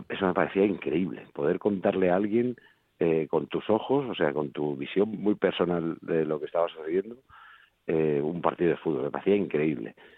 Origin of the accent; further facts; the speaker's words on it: Madrid, Community of Madrid, Spain; also born or lived in Folgueras, Asturias; también me siento madrileño, claro, porque hacer nací aquí